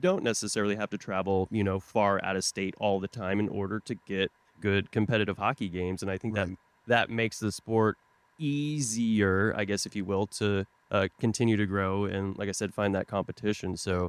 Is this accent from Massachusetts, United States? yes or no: no; Tulsa, Oklahoma, United States; moved away; I'm from Tulsa, Oklahoma originally.